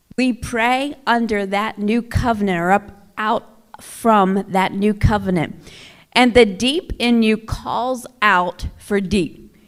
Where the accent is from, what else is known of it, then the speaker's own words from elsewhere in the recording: Oklahoma, United States; moved away as an adult; now in Flint, United States; I'm from Oklahoma originally. I'm an Oklahoma girl.